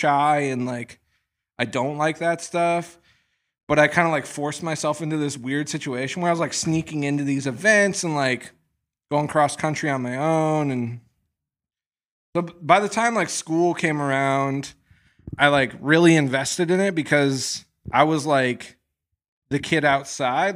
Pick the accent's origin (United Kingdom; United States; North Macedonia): United States; Midwest; moved away as an adult; I'm from the Midwest.